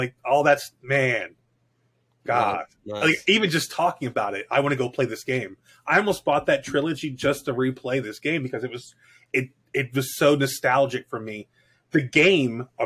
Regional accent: Miami, Florida, United States; moved away; also born or lived in Korea; I grew up in Miami in the 80s

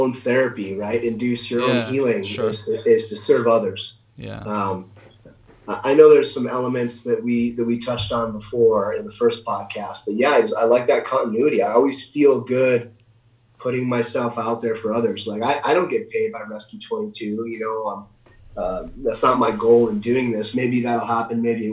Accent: Idaho, United States; in Idaho, in my home state of Idaho.

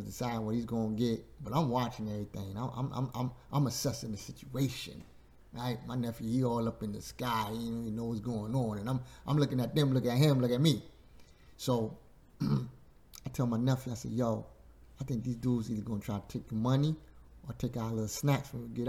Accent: New York City, New York, United States; Growing up in Bushwick, Brooklyn

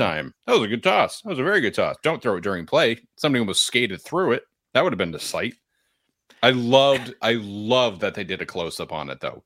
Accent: New Hampshire, United States; I'm from New Hampshire, that's how we celebrate hockey goals

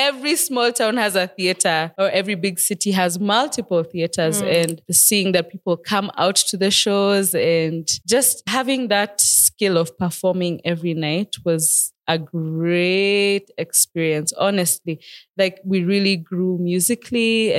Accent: Nairobi, Kenya; I was born and raised in Nairobi, Kenya. Mini Manziwa, Nairobi.

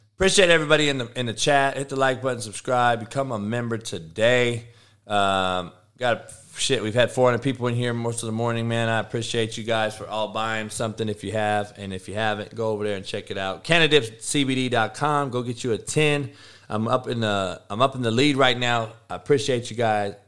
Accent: California, United States; we're from Cali

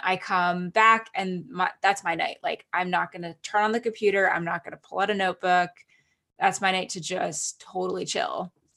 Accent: Canada; moved away; I'm Canadian citizen, and I went to Canada um, for my sister's wedding.

